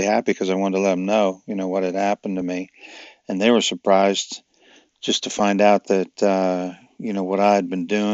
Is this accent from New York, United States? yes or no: yes; New York, United States; I was a lifeguard on the beach where I grew up in New York